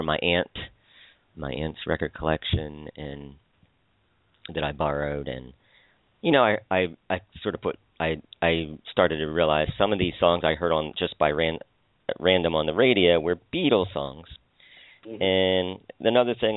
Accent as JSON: {"language": "English", "town": "Philadelphia", "region": "Pennsylvania", "country": "United States", "said": "I'm from Pennsylvania, the suburbs of Philadelphia"}